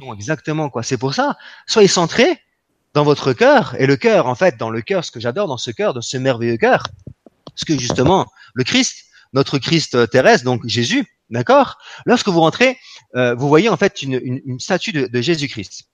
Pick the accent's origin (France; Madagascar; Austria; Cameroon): France; nous nous sommes des Français